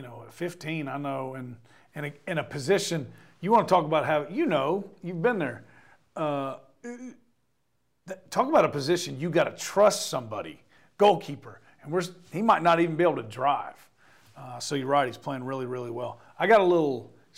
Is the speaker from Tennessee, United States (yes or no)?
yes; Knoxville, Tennessee, United States; I grew up in Knoxville.